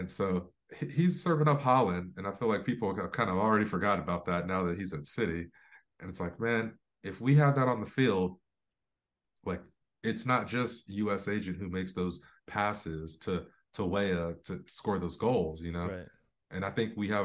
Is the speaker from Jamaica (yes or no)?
no; England, United Kingdom; moved away; also born or lived in Florida; I was born in Florida, but I spent a lot of time. I was raised in England